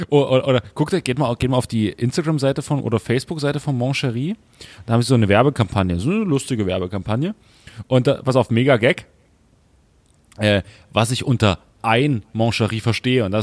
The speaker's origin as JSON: {"language": "German", "area": "the East", "region": "East Germany", "country": "Germany", "said": "wir kommen aus dem Osten"}